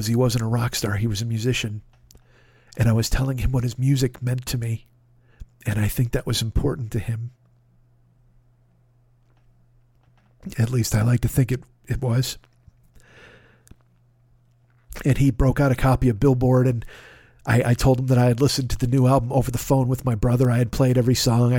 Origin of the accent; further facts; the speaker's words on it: Chicago, Illinois, United States; I was from Chicago